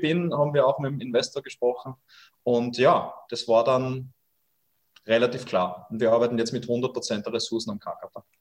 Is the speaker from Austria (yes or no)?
yes; Austria; Bei uns in Österreich